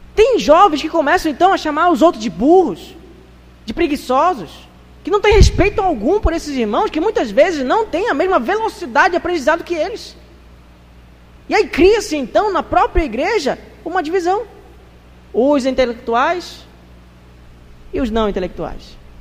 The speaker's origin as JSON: {"language": "Portuguese", "country": "Brazil", "said": "Nós somos brasileiros."}